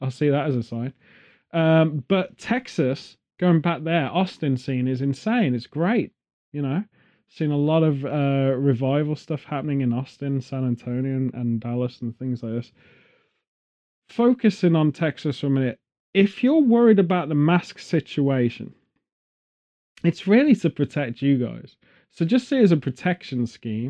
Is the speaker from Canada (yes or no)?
no; England, United Kingdom; being English